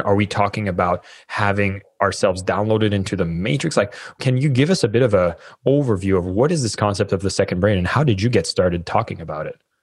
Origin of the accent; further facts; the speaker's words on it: Canada; moved away; I'm Canadian